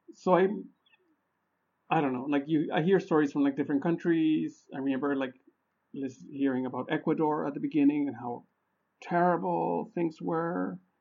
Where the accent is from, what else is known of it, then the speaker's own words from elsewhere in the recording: Honduras; moved away; I'm originally from Honduras, right? And I get like little snips, snippets of information from family about what's going on over there